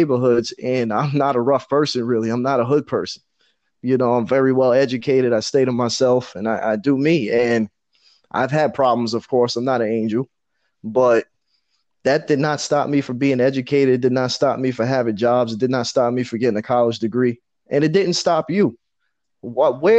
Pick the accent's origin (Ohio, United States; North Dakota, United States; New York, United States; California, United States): New York, United States; New York City; I grew up in Far Rockaway, all right? In the 90s, in the early 2000s